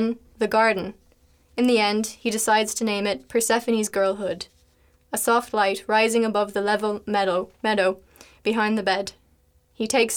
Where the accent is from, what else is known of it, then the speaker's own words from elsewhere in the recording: Ireland; first language English; moved away as an adult; now in Leuven, Belgium; I'm from Ireland, and I've come to Leuven to study